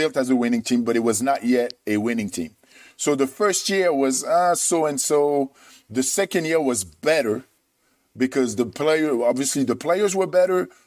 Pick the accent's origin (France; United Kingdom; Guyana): France; moved away as an adult; also born or lived in Michigan / San Jose; culturally, I'm French.